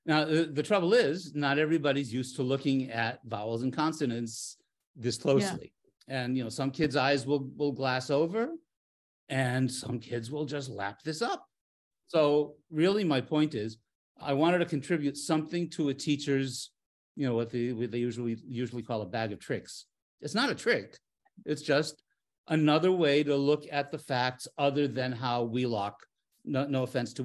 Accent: Fall River, Massachusetts, United States; moved away as an adult; also born or lived in Maryland; now in Antwerp, Belgium; I'm from Fall River, so that's my old stomping grounds

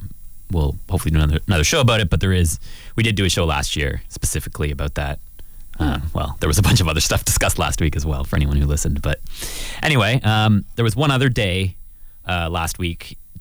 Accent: London, Ontario, Canada; I'm from London. I live here

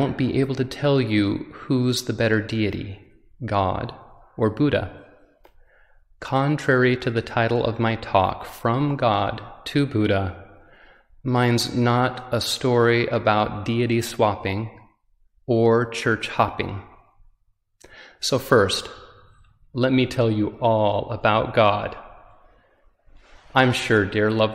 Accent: Utah, United States; I'm visiting from Utah, where I was born and raised

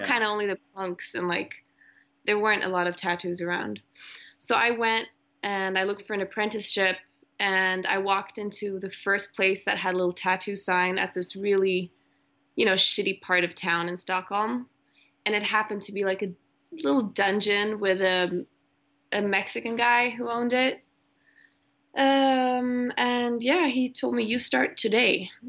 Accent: Malaysia; also born or lived in Germany; now in Sweden; I went to really good schools growing up in Malaysia and Germany, private schools. And then I came to Sweden

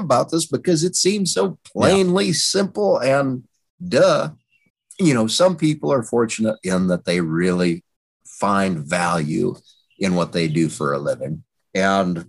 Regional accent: Wyoming, United States; moved away; I'm originally from Wyoming

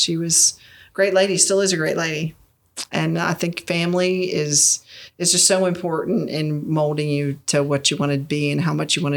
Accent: Greensboro, North Carolina, United States; growing up in North Carolina

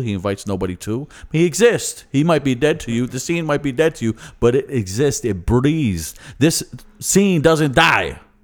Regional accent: Philadelphia, Pennsylvania, United States; accent: Philly; my Philly accent

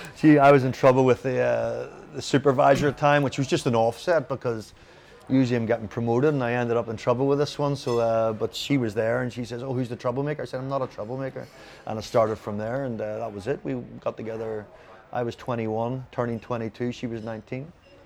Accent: Ireland; also born or lived in United States / Jamaica; when I came back to Ireland from America and Jamaica, a lot of my mates were boxers.

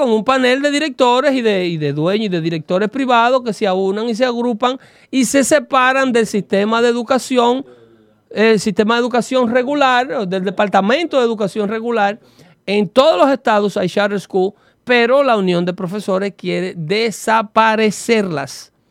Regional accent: Mexico; Que me está diciendo racista a mí porque yo soy mexicano y que nunca voy a ser ah. blanco.

